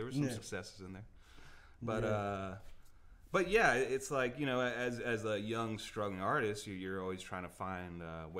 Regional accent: Sacramento, California, United States; now in Los Angeles, United States; Basically, when I came from Sacramento, California, moved out here to L.A. probably about 15 years ago, something like that.

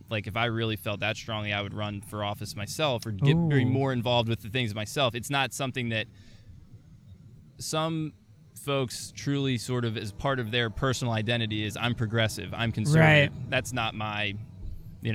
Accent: Delaware, United States; I'm from Delaware.

